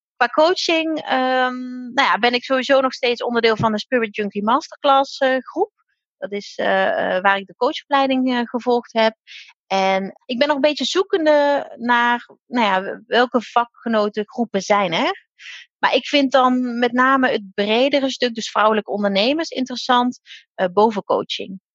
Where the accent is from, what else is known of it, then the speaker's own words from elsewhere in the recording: Limburg, Netherlands; now in Drenthe, Netherlands; Ik ben zelf een Limburgse, dus nou, ik kom wel echt ver van hier